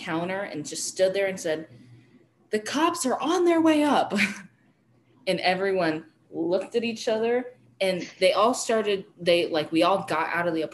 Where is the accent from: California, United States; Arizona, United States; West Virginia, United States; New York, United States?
Arizona, United States; now in Colorado, United States; growing up in Arizona and living here my whole life